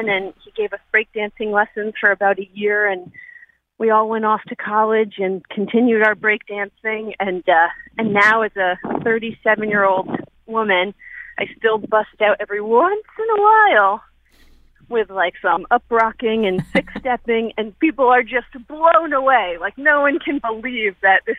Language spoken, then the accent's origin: English; New Haven, Connecticut, United States; now in Guilford, United States; I grew up in New Haven and was hanging around in downtown New Haven in the 90s with my best friends